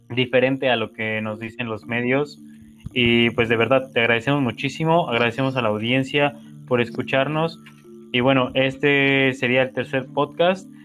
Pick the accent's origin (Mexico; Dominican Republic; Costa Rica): Mexico; nosotros como mexicanos